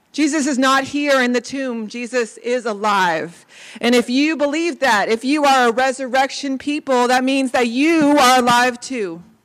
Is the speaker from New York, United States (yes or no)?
no; Clarksburg, West Virginia, United States; my hometown of Clarksburg, West Virginia